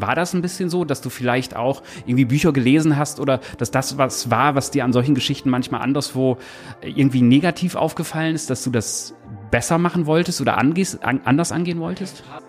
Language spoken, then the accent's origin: German; northern Lower Saxony, Germany; bei uns, ich komme so nördliches Niedersachsen